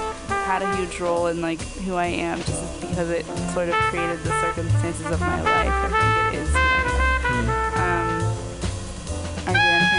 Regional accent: United States; being American Jewish versus being Israeli, because our parents are Israeli, but we're American, so we're American Jews. And my mom was born here, but she moved here when she was six.

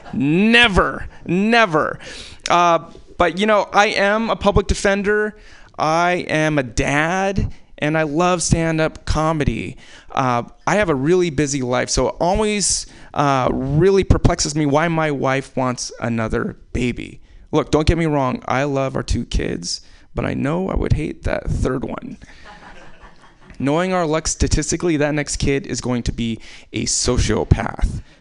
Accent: Anchorage, Alaska, United States; I was born in Alaska

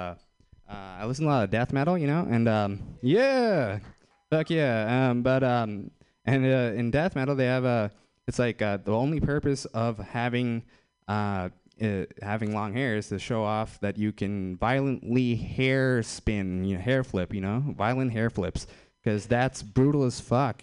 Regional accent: Fremont, California, United States; I'm from Fremont.

